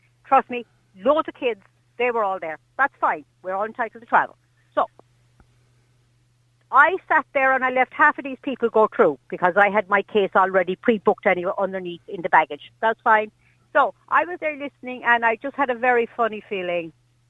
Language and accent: English; Ireland; I'm an Irish citizen, I need to get home.